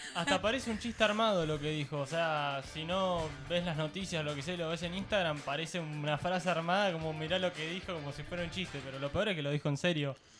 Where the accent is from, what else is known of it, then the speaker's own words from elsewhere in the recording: Argentina; nacionalidad soy recontra argentino